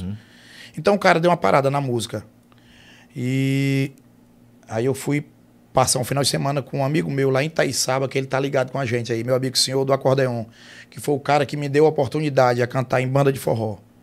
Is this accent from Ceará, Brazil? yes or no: yes; Russas, Ceará, Brazil; now in Fortaleza, Brazil; A gente é de Russas, né? Uhum. Sou de Russas. Nasci na cidade, mas me, me, me criei no, no interior. Minha, minha, infância, até meus 11 anos, foi em fazenda.